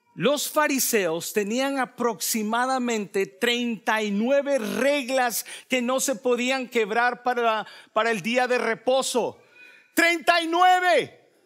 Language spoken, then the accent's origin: Spanish; El Salvador; yo soy salvadoreño